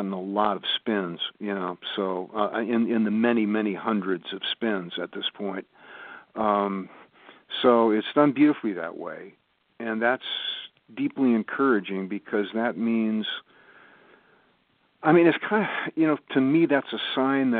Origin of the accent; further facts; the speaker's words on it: West Coast, United States; now in Olean, United States; I grew up on the West Coast